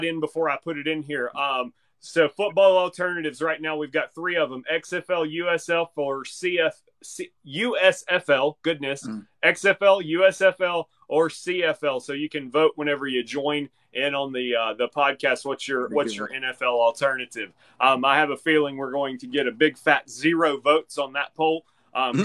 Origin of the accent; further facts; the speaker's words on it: Corner, Alabama, United States; I grew up in Corner, Alabama.